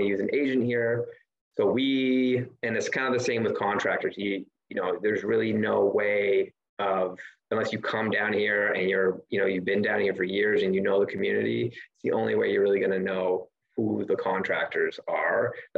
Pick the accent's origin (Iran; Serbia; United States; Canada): Canada; moved away as an adult; also born or lived in Ontario, Canada; now in Belize; I'm Canadian